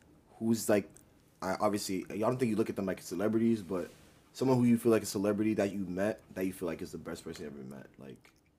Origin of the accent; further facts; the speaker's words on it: Massachusetts, United States; we're from Massachusetts.